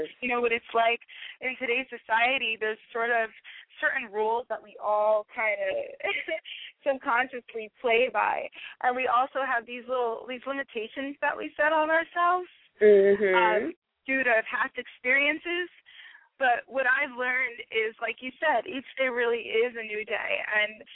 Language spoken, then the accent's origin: English; Newark, New Jersey, United States; now in New York, United States; Grew up in Newark, New Jersey, and now I'm in New York.